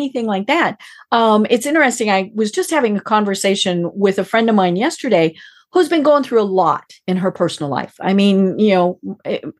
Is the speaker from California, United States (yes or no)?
no; Colorado, United States; I'm from Colorado